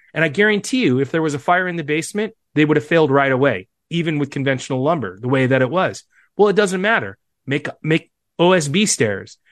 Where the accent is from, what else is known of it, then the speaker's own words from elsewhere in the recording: Seattle, Washington, United States; I'm from Seattle